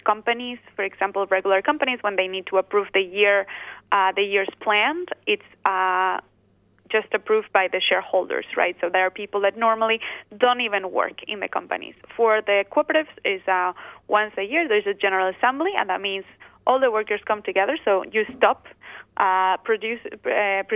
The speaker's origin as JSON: {"language": "English", "region": "Basque Country", "country": "Spain", "said": "I am originally from the Basque Country"}